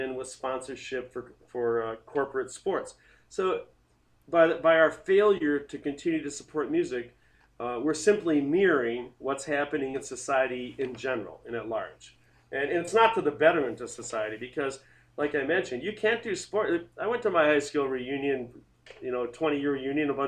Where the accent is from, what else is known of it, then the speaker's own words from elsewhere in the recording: South Milwaukee, Wisconsin, United States; I grew up in South Milwaukee.